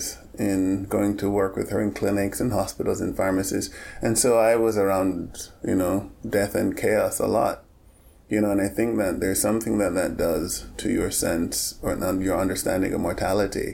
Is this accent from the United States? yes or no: no; Jamaica; moved away as an adult; I grew up in Jamaica in the 1960s and 70s.